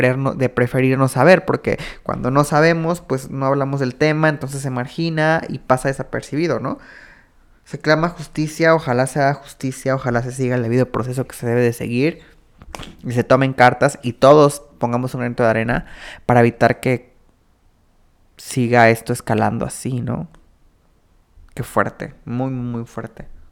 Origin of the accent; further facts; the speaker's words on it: Mexico; como mexicanos